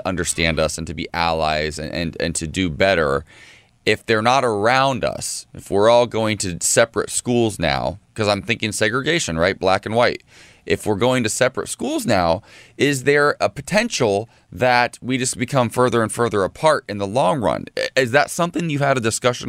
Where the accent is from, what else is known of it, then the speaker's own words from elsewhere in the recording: Ohio, United States; growing up in Ohio in the 80s and 90s